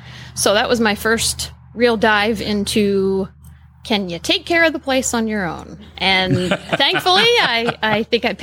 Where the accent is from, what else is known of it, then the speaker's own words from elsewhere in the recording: New Jersey, United States; also born or lived in West Virginia / Michigan; now in Ocala, United States; I grew up riding ponies in South Jersey.